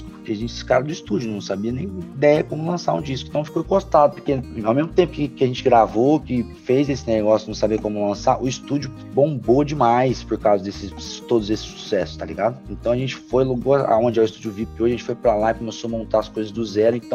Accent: São Paulo, Brazil; moved away as an adult; Imagina, eu com 20 anos, tipo assim, meu Deus, saí de São Paulo, de Campo

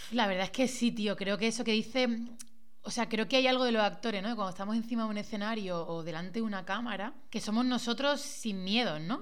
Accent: Málaga, Andalusia, Spain; moved away as an adult; also born or lived in Madrid; yo soy de Málaga, he tenido que irme a Madrid casi 14 años para volver ahora

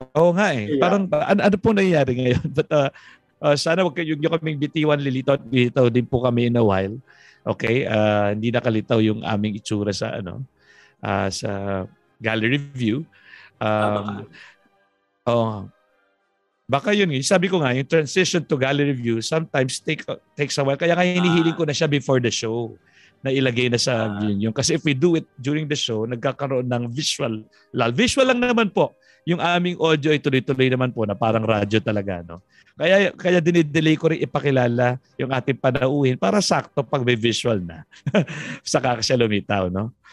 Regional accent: Tarlac, Central Luzon, Philippines; ako naman taga Tarlac.

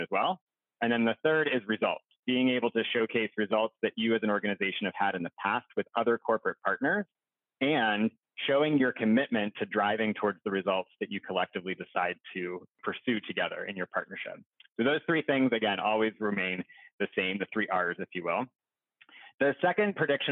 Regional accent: Pittsburgh, Pennsylvania, United States; I'm from Pittsburgh originally

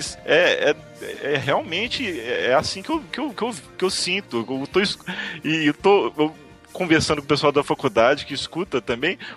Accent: Belo Horizonte, Minas Gerais, Brazil; Eu fui pra Fortaleza, porque aqui em Belo Horizonte não tem, eu sou de Belo Horizonte.

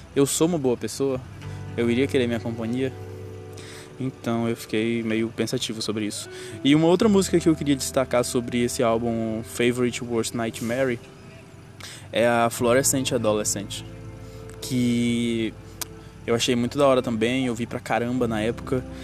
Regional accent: Brazil; eu sou BR e não sou americano

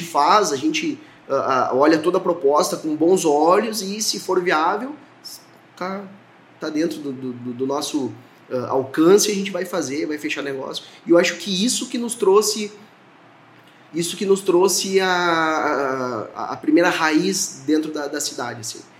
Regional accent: Horizontina, Rio Grande do Sul, Brazil; also born or lived in Mato Grosso; eu sou natural de Horizontina

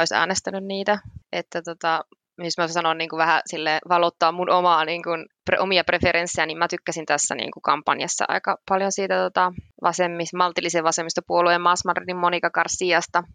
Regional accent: Finland; now in Madrid, Spain; me ollaan Suomesta

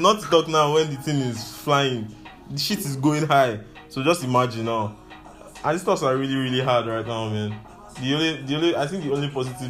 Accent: Nigeria; also born or lived in Lagos; as a Nigerian youth

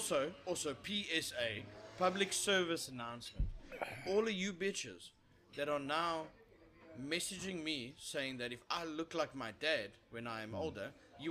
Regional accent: South Africa; As a South African

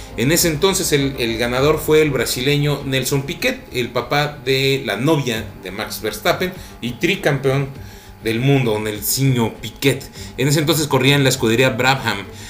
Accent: Mexico; estamos súper orgullosos de, de ser mexicanos

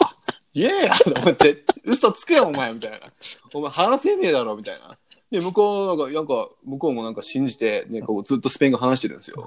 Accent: Japan; now in United States

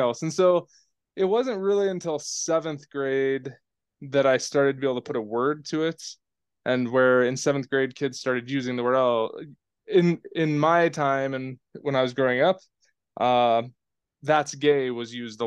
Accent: Oregon, United States; I grew up in a really rural town in Oregon

